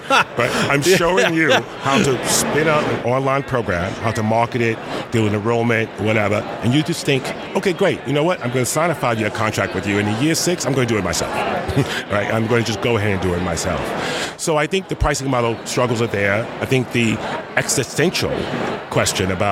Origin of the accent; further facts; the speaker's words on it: New York City, New York, United States; I grew up in the South Bronx